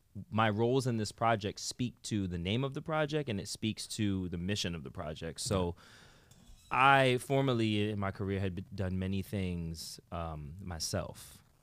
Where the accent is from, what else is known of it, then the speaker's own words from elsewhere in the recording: New York City, New York, United States; From the X. That's where I'm from.